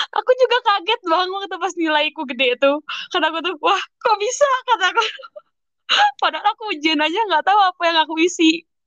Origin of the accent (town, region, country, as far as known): Indonesia; moved away as an adult